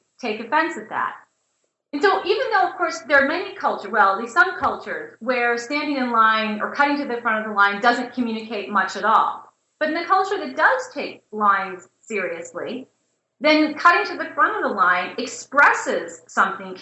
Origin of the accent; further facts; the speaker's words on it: St. Louis, Missouri, United States; moved away as an adult; also born or lived in Indiana / North Carolina; I'm a Midwesterner. I grew up in St. Louis and went to college in Indiana.